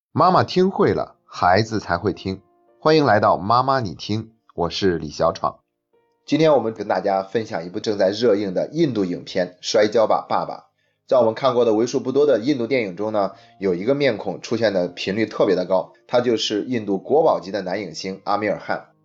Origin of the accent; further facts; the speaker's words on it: China; 我们中国人